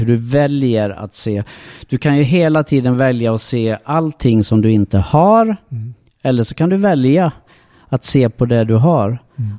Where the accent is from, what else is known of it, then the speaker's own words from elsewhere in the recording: Sweden; jag är född i Sverige